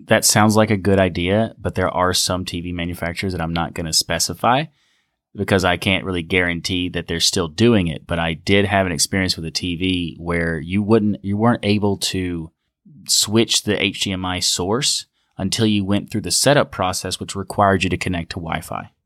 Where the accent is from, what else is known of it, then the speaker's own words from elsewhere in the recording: United States; Coming back as an American to America